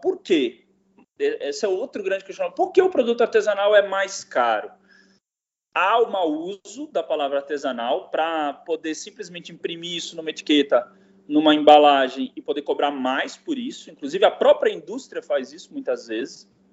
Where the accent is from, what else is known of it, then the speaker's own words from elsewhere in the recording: Brasília, Federal District, Brazil; also born or lived in São Paulo; now in São Francisco Xavier, Brazil; eu vivia na cidade, eu, eu, sou de Brasília, né? Eu nasci em Brasília, que foi a migração da minha família, veio de Minas para Brasília